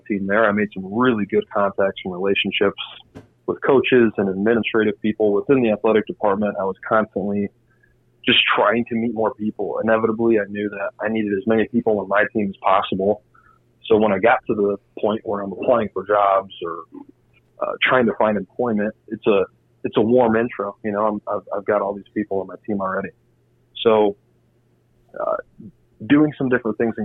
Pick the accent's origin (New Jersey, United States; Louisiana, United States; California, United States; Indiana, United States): Indiana, United States; moved away; I was from Indiana